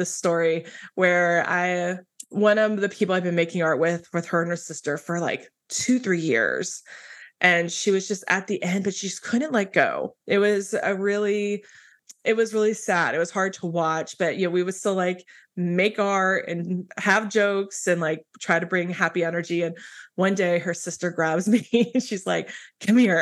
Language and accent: English; Midwest, United States; I grew up in the Midwest as a pastor's kid